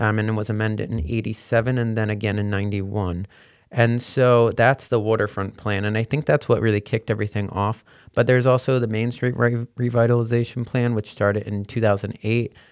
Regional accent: West Long Branch, New Jersey, United States; also born or lived in Hoboken, New Jersey; I grew up in West Long Branch, so very nearby. So, I'm a Jersey boy through and through. Born and bred

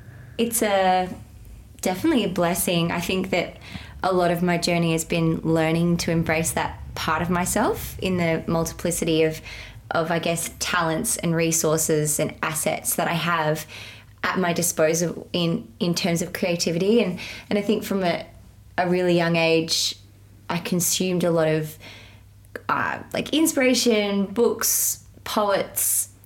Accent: South Australia, Australia; I am Australian in quotation marks. I've got settler colonial heritage here on this country, which is Kaurna Yerta, the ancestral land of the Kaurna people.

